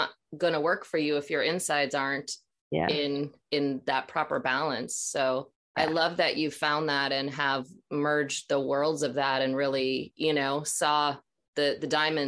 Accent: Minnesota, United States; also born or lived in Ely, Minnesota / Duluth, Minnesota; now in Los Angeles, United States; I grew up in Minnesota.

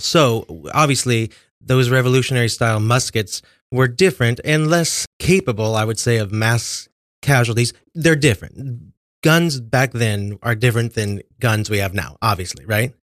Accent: Kansas, United States; moved away; I grew up in Kansas

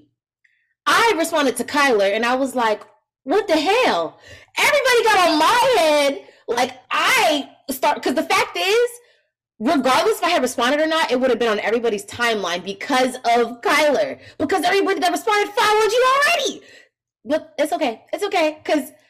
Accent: the Bay Area, California, United States; I'm from the Bay

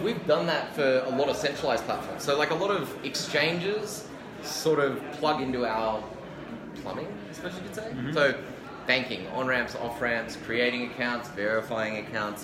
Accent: Australia; moved away as an adult; I'm from Australia

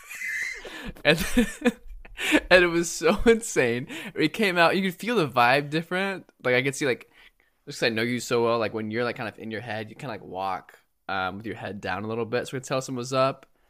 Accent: Japan; moved away; I grew up in Japan

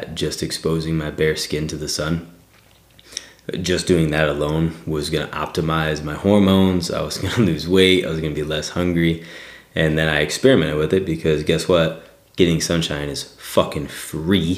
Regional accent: Northern Michigan, United States; now in southwestern Pennsylvania, United States; I'm from Northern Michigan

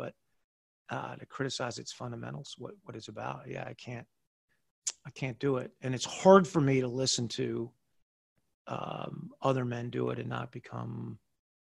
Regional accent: United States; I was so blessed to be an American, to wake up as an American.

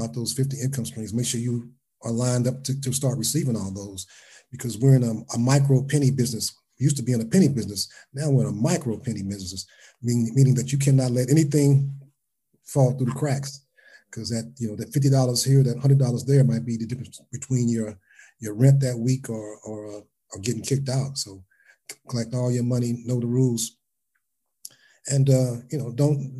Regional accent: Cincinnati, Ohio, United States; I'm from Cincinnati.

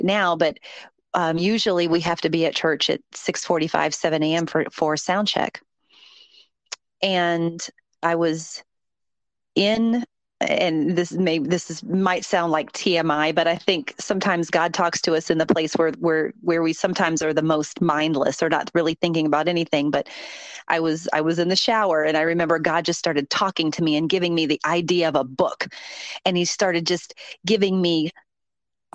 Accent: Columbus, Ohio, United States; now in Atlanta, United States; So I am originally from Columbus, Ohio, but I've been here 32 years, 33 years next year

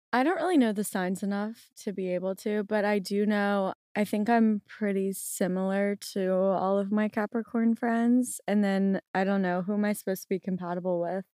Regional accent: New Orleans, Louisiana, United States; I am from New Orleans, and I still currently live there

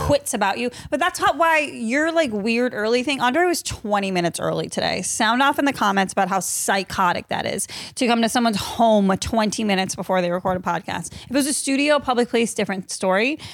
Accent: Massachusetts, United States; I'm from Massachusetts

